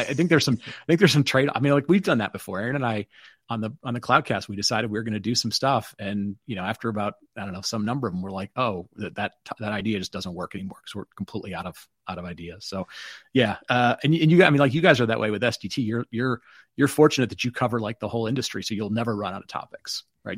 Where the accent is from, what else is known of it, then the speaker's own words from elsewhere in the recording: Detroit, Michigan, United States; I grew up in Detroit